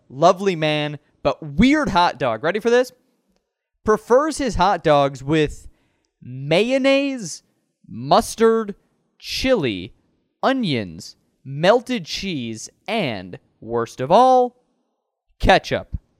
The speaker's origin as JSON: {"language": "English", "town": "Chicago", "region": "Illinois", "country": "United States", "tie": "born or raised there", "said": "I grew up in the Norris Shore too"}